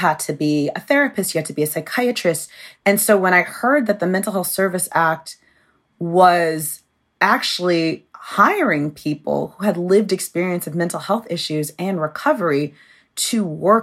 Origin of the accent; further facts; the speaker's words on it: Georgia, United States; I was growing up in Georgia as a Black goth kid in the 90s